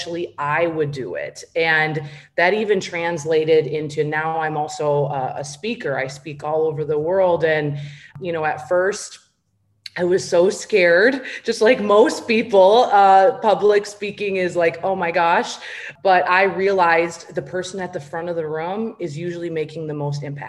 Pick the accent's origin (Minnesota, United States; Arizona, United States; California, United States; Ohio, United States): Minnesota, United States; I grew up in a small town in Minnesota